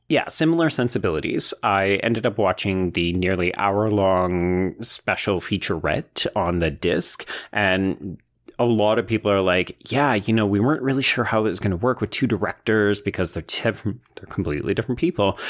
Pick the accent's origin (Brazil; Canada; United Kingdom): Canada; as a Canadian